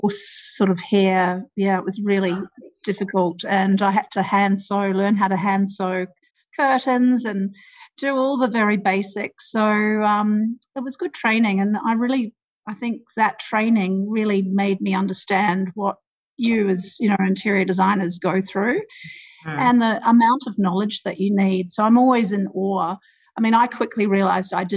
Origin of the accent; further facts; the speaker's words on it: New Zealand; moved away as an adult; also born or lived in Wellington, New Zealand / United Kingdom; now in Sydney, Australia; I was born in New Zealand, actually, and I grew up there